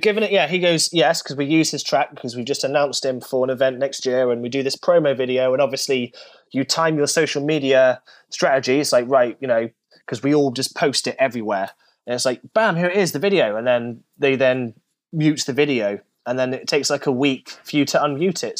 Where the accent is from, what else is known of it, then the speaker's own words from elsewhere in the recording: United Kingdom; I'm British